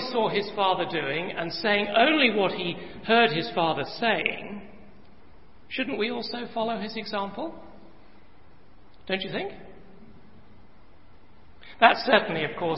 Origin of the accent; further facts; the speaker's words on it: England, United Kingdom; I come from England